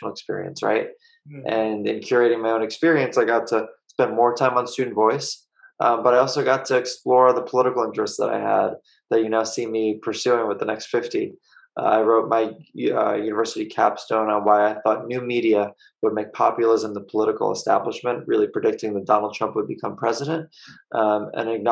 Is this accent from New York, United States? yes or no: yes; Long Island, New York, United States; I grew up on Long Island in New York.